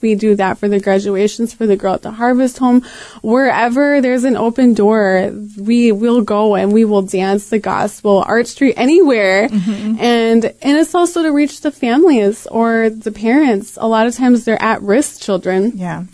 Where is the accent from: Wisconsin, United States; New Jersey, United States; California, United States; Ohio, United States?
Wisconsin, United States; Green Bay; I grew up here in Green Bay